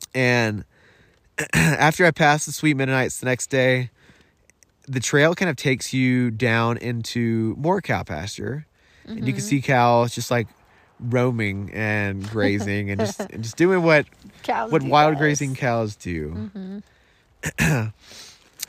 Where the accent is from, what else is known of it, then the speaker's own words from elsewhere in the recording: United States; I'm glad I was born a man in America.